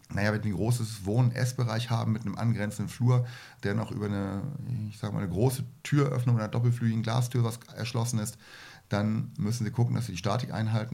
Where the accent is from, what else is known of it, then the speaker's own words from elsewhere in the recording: Germany; ich komme aus der Nähe von Hamburg